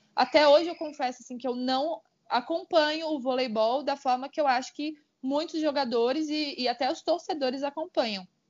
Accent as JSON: {"language": "Portuguese", "region": "Santa Catarina", "country": "Brazil", "tie": "born or raised there", "moved": "yes", "lives_now": "São Paulo, Brazil", "said": "eu sou natural de Santa Catarina"}